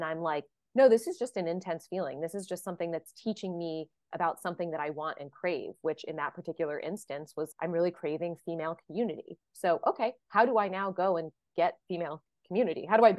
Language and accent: English; Texas, United States; I'm adopted, and I'm from Texas. I grew up in Texas, but I just found out last week that my birth father is from Louisiana, from Cajun country.